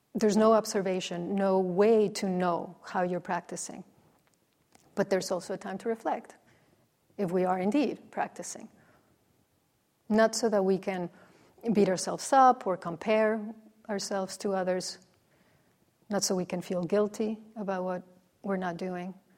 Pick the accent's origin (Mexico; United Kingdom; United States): Mexico; moved away; growing up in Mexico, the Nativity was a, a, a very central